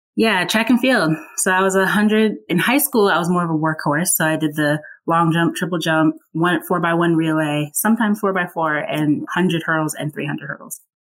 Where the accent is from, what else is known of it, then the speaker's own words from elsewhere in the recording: Burke, Virginia, United States; also born or lived in Atlanta / Woodbridge, Virginia; I grew up in a town called Burke, Burke, Virginia. It's about 20 minutes outside of DC